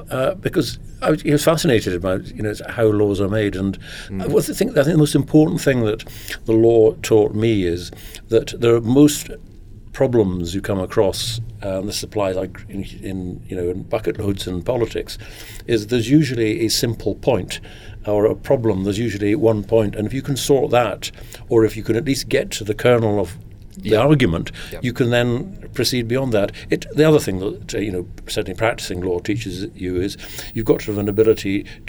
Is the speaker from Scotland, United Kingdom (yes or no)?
yes; Lairg, Scotland, United Kingdom; also born or lived in London; Well, I'm Scottish. It so happened that my father was working in London in 1953 when I was born. If it's any comfort to you, when I was 6 months old, his next job was in Lairg in Sutherland, which is several hundred miles to the north.